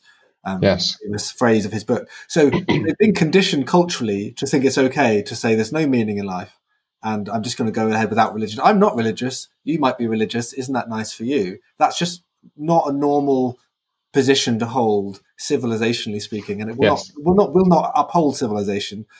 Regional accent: Brighton, South East England, United Kingdom; moved away; I was in Brighton, my hometown

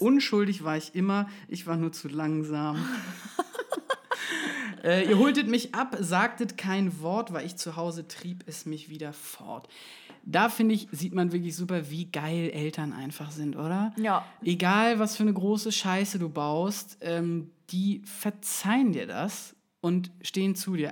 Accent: Schleswig-Holstein countryside, Germany; meiner Jugend im Schleswig-Holsteiner Hinterland

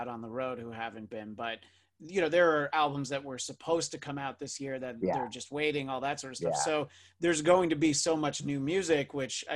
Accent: New York, United States; moved away as an adult; now in Los Angeles, United States; I've lived here for almost 20 years. I'm from New York originally.

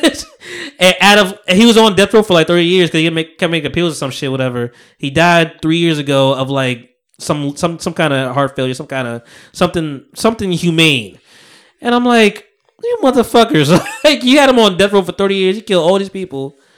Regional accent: New York City, New York, United States; moved away; I was born in Harlem.

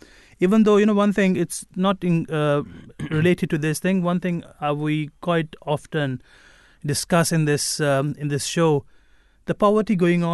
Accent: Pakistan; moved away; we are from Pakistan originally

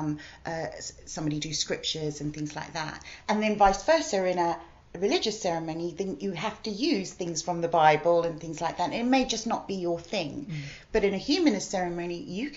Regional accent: Australia; moved away as an adult; now in United Kingdom; I'm originally Australian. I've lived here for 23 years.

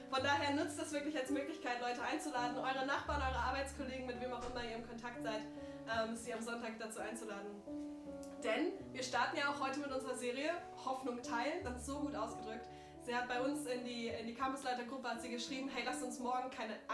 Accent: Hanover, Lower Saxony, Germany; moved away as an adult; now in Baden-Württemberg, Germany; ich bin ursprünglich aus Hannover, habe da noch meine, meine Familie

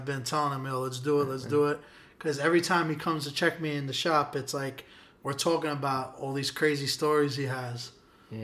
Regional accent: New York City, New York, United States; I'm from Williamsburg

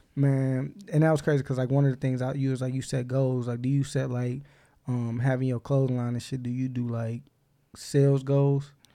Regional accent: Inkster, Michigan, United States; I grew up in Inkster

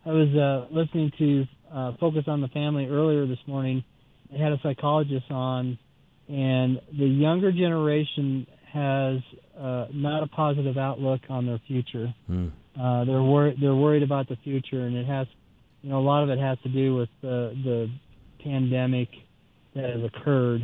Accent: Denver, Colorado, United States; I grew up in Denver

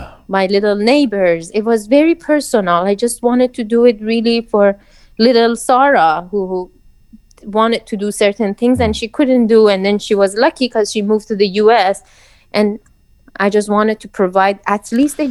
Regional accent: Iran; moved away; I grew up in Iran

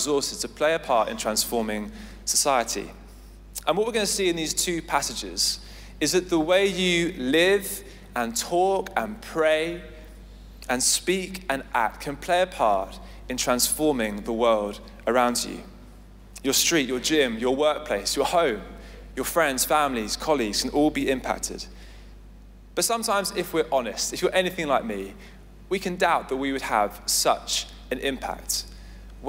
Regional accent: Essex, East of England, United Kingdom; now in London, United Kingdom; I grew up in Essex

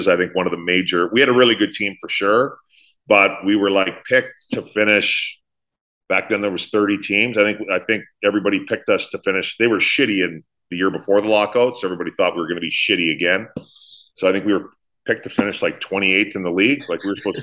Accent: just outside of Edmonton, Alberta, Canada; moved away; I grew up just outside of Edmonton

